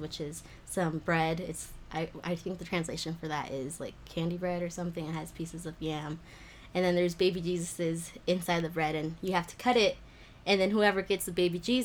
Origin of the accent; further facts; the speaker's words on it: Las Vegas, Nevada, United States; first language Spanish; English is a second language; I am born and raised in Vegas